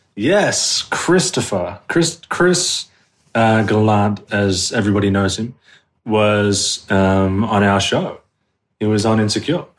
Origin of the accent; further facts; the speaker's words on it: Sydney, New South Wales, Australia; moved away as an adult; also born or lived in New York; now in Los Angeles, United States; I was born and raised in South West Sydney